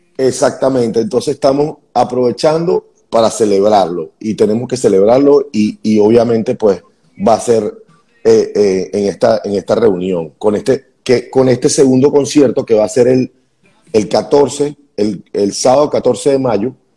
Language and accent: Spanish; Venezuela; moved away as an adult; como venezolanos